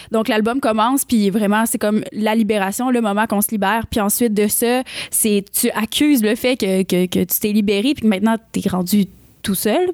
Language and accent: French; Rimouski, Quebec, Canada; moved away as an adult; now in Montreal, Canada; je viens de Rimouski, petite histoire, je viens de Rimouski, puis je suis déménagée à Montréal, j'avais 20 ans